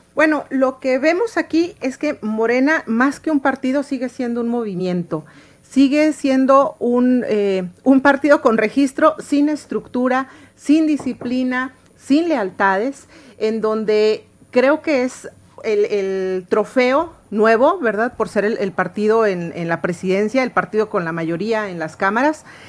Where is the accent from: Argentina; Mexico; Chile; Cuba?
Mexico; como mexicana